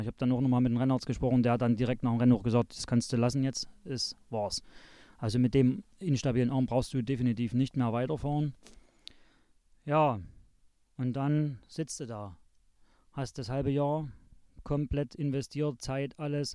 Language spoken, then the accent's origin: German; Zschopau, Saxony, Germany; also born or lived in Chemnitz (Karl-Marx-Stadt); bin aufgewachsen hier in Schopau